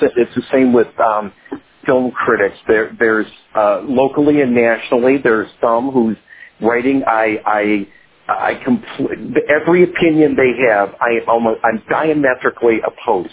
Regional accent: Detroit, Michigan, United States; Growing up in Detroit, of course, growing up with Crane Magazine, Lester Bangs is writing

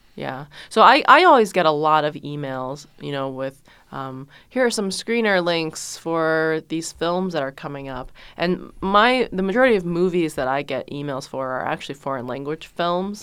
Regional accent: China; moved away; I was born in China as the one child.

